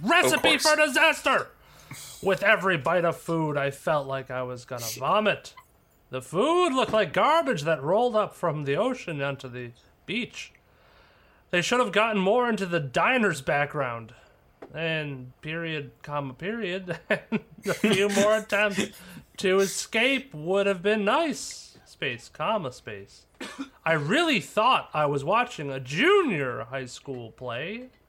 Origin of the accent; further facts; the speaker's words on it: Canada; Yep, I'm Canadian.